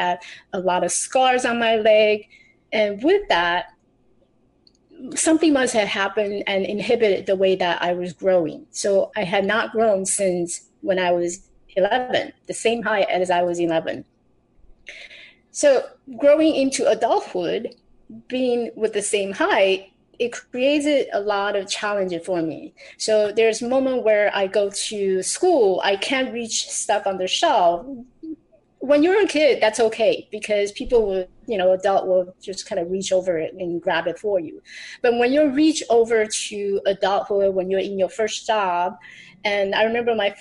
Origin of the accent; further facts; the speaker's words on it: Taiwan; I grew up in Taiwan. I was born in Taiwan.